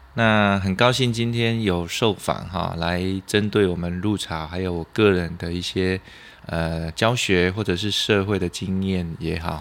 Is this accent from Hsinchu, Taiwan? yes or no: no; Lunbei, Yunlin County, Taiwan; 好，呃，我是云林的的子弟啦，哈，那是仑背乡。那因为我读书在嘉义师院，在民雄。